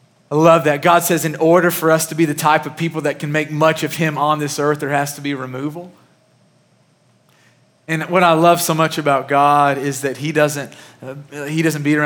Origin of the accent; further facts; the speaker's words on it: Murray, Kentucky, United States; moved away; the church that I grew up in back in Murray, Kentucky